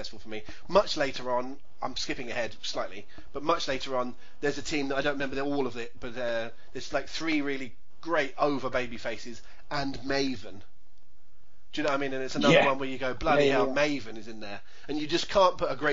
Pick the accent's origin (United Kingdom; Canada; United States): United Kingdom; England; I'm English